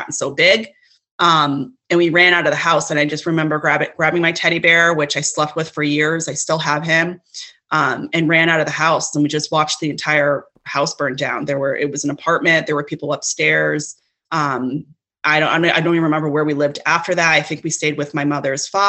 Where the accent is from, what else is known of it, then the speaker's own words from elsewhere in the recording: Connecticut, United States; also born or lived in Brooklyn, New York; now in Cape Cod, United States; I was born in Connecticut.